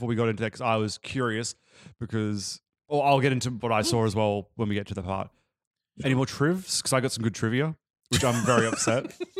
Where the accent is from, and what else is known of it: Australia